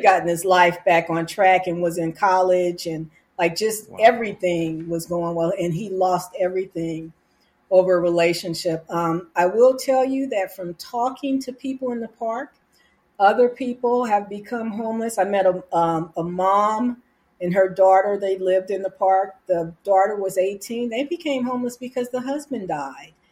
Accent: California, United States; now in Arizona, United States; I'm from California

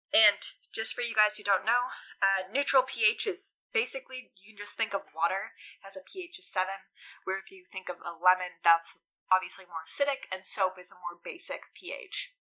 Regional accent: Newfoundland and Labrador, Canada; we're both from Newfoundland

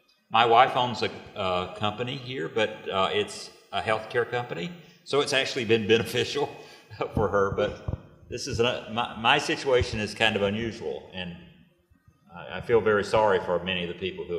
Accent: United States; moved away as an adult; now in China; I'm an American. I've lived in China for about 5 years.

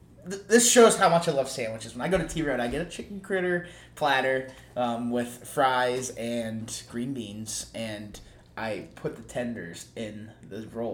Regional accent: Ohio, United States; we're from Ohio.

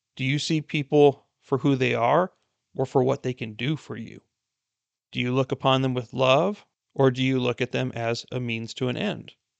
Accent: United States; being an American myself

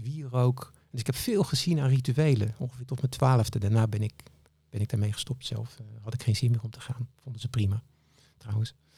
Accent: Capelle aan den IJssel, South Holland, Netherlands; Ik kom uit Capelle aan de IJssel

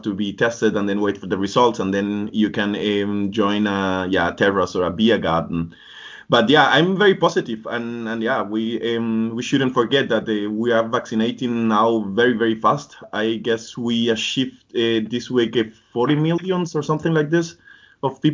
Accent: Colombia; moved away; I'm from Colombia.

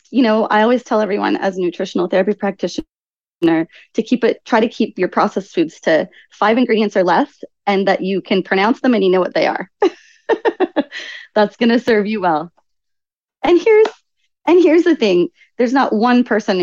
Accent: Canada; moved away; also born or lived in Lloydminster, Canada / Assiniboia, Saskatchewan / Sylvan Lake, Alberta / Hawaii; I grew up in Canada. And then the first part of my life was in just rural towns in Canada.

